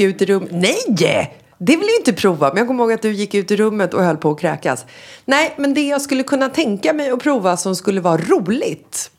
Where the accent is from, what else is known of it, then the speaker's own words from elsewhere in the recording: Sweden; moved away as an adult; also born or lived in Marbella, Spain; now in Spain; när vi kommer hem till Sverige från Spanien